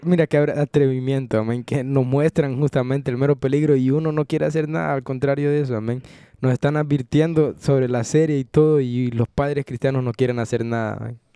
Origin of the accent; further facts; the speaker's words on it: Honduras; moved away; mi país, Honduras